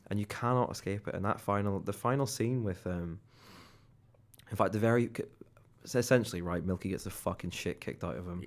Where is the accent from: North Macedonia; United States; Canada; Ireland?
Ireland; now in England